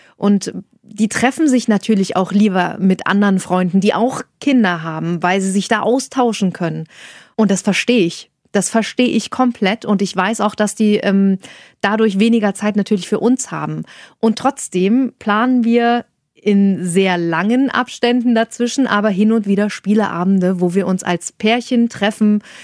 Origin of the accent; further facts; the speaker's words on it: Saxony-Anhalt, Germany; moved away as an adult; now in Hanover, Germany; Ich komme aus Sachsen-Anhalt.